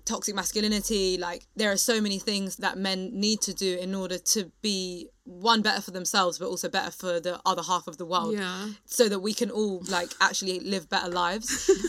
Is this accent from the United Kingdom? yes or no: yes; United Kingdom; I think it's funny being British, because it's not that like it's okay in the UK, but in a very British way, we just don't talk about it.